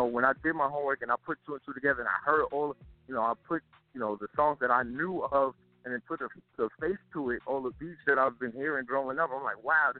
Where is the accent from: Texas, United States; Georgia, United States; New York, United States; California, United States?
New York, United States; New York City; I'm Brooklyn all the way. Like, born and raised in East New York. My parents were born and raised in East New York.